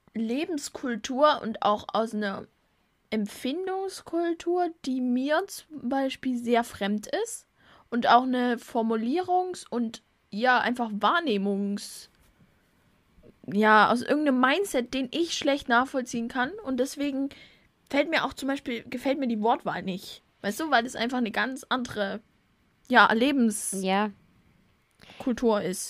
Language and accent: German; Germany; bei uns in Deutschland